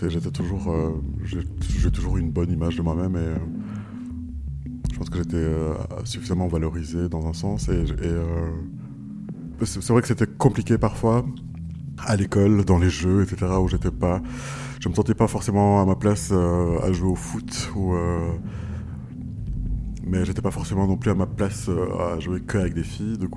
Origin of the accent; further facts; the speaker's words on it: Rwanda; born there; also born or lived in Kenya; Voilà, je suis né au Rwanda, puis j'ai vécu au, Kenya